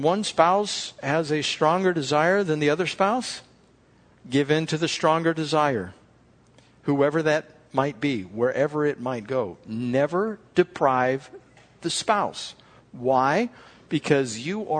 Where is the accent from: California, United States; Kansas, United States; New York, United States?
California, United States; We're from California